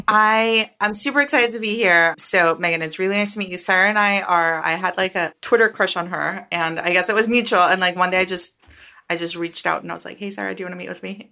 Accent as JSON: {"language": "English", "country": "Costa Rica", "tie": "born or raised there", "moved": "as an adult", "lives_now": "United States", "said": "I am from Costa Rica. I was born and raised in Costa Rica"}